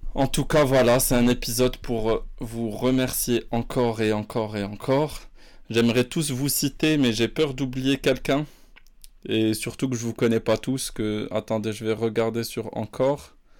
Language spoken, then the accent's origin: French; Morocco; je suis né, j'ai vécu au Maroc